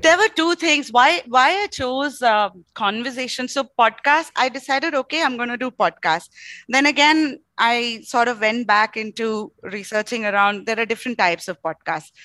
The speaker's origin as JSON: {"language": "English", "town": "Bangalore", "region": "Karnataka", "country": "India", "tie": "born or raised there", "also_born_or_lived": "Mangalore", "said": "while I was born in Mangalore, I grew up completely in Bangalore"}